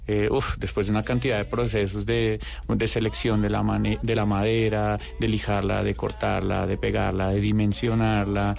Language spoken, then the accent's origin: Spanish; Bogotá, Bogotá Capital District, Colombia; somos tres rolos